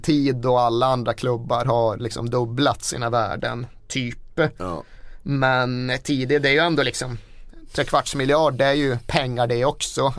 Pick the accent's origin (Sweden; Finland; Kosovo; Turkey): Sweden; northern Sweden; moved away; Uppe där jag kommer ifrån har man ju alltid ett problem att det är så jävla mycket renar på vägarna.